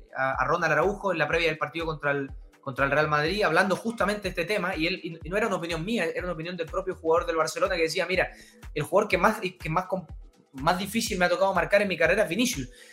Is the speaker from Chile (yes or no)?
yes; Chile; also born or lived in Uruguay; soy chileno-uruguayo, uruguayo por padre, chileno por madre